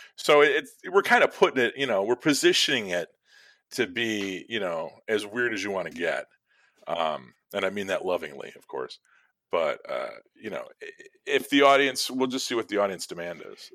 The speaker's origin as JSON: {"language": "English", "town": "Chicago", "region": "Illinois", "country": "United States", "tie": "born or raised there", "said": "growing up in Chicago and living here my whole life"}